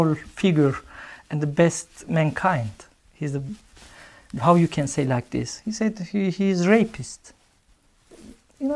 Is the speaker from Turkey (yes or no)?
yes; Aksaray, Aksaray Province, Turkey; born or raised there; English is a second language; moved away as an adult; now in Norway